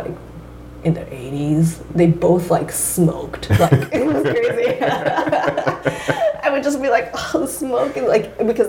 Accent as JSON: {"language": "English", "area": "San Francisco Bay Area", "region": "California", "country": "United States", "tie": "born or raised there", "also_born_or_lived": "Toyota, Japan / Toyama, Japan", "said": "I was 7 when my family moved to the Bay Area."}